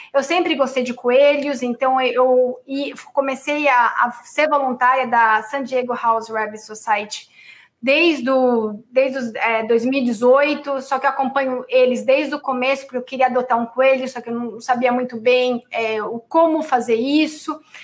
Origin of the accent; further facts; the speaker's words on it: São Paulo, Brazil; sou do Tatuapé